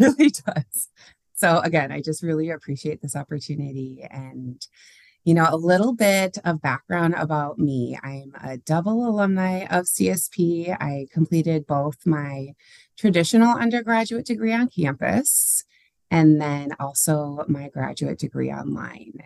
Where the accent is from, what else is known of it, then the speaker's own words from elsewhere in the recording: St. Cloud, Minnesota, United States; I grew up in St. Cloud, which is about an hour north of the Twin Cities